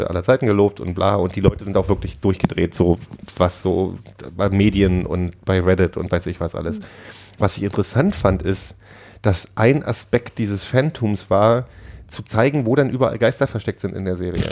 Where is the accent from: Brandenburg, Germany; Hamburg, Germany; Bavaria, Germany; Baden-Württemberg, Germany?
Brandenburg, Germany; Frankfurt; ich bin in Frankfurt Oder aufgewachsen